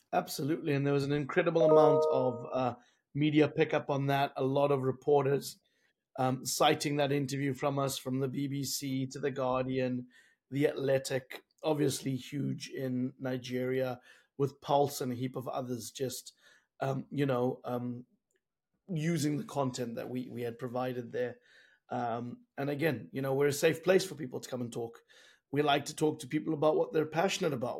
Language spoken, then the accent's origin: English; South Africa; being a South African